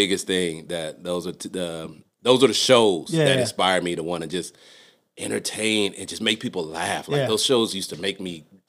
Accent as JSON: {"language": "English", "town": "San Antonio", "region": "Texas", "country": "United States", "tie": "born or raised there", "also_born_or_lived": "Los Angeles", "said": "So, I'm like L.A. and Texas. So"}